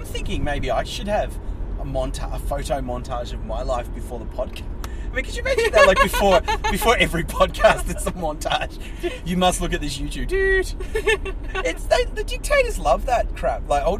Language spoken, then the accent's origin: English; Tasmania, Australia; now in Sydney, Australia; growing up, I grew up in Tasmania.